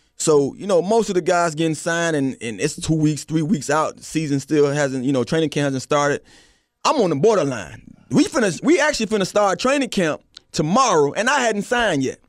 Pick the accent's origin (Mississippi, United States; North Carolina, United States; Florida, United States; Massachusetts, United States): Florida, United States; Miami; I'm from Miami